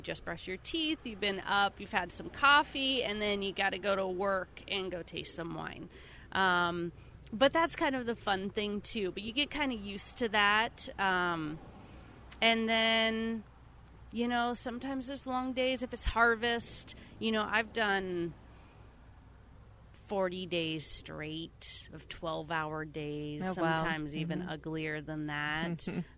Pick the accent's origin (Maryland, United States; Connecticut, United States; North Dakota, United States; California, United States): California, United States; Chico; I grew up in Chico